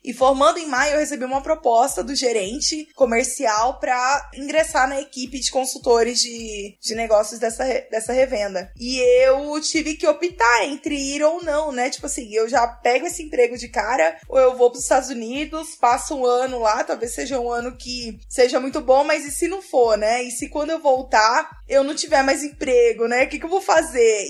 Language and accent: Portuguese; Brazil; moved away as an adult; also born or lived in United States; eu saí do Brasil pra cá